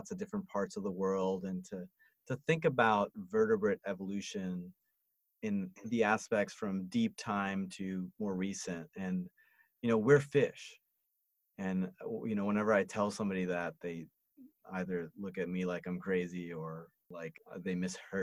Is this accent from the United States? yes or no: yes; New York City, New York, United States; moved away; also born or lived in Montreal; I grew up in New York City